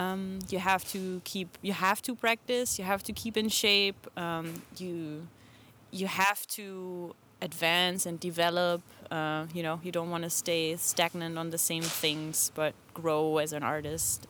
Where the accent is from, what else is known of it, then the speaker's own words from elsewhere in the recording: Germany; now in Portland, United States; Germany, but I live in Portland, Oregon.